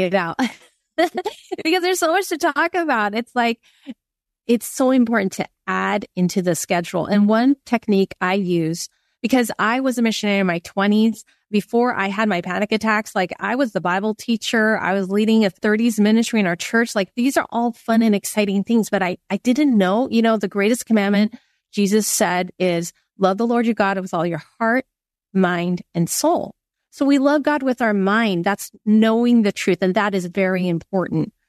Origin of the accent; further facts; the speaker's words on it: Silicon Valley, California, United States; I grew up in Silicon Valley.